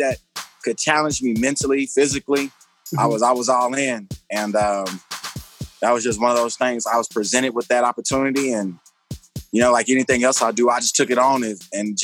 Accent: Dallas, Texas, United States; now in Colorado Springs, United States; I'm from Dallas, Texas, born and raised.

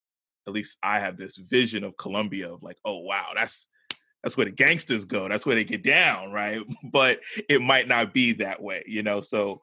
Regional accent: New York City, New York, United States; I'm from Brooklyn.

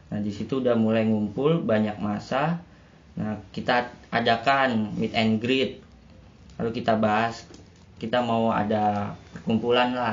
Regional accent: Jabodetabek, Indonesia; now in Malang, Indonesia; kayaknya masa gue anak Jabodetabek sendirian sih yang ada di Malang

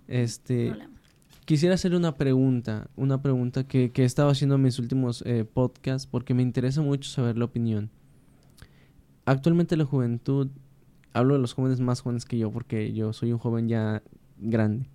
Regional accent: Mexico; como decimos los mexicanos.

